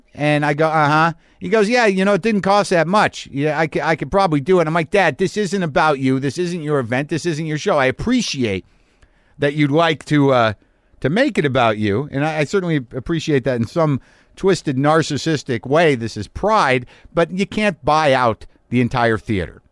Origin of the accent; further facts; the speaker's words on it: Albuquerque, New Mexico, United States; now in Los Angeles, United States; my hometown in Albuquerque, New Mexico